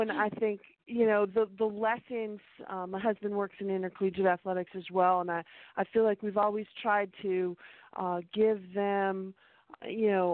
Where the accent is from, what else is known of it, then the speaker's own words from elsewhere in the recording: Middlebury, Vermont, United States; moved away; also born or lived in Orono, Maine; I grew up in Middlebury, so I'm a small town Vermont